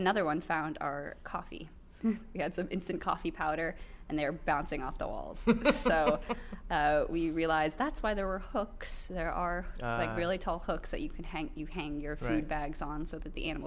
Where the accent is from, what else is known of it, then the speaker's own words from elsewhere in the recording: New York, United States; we're from New York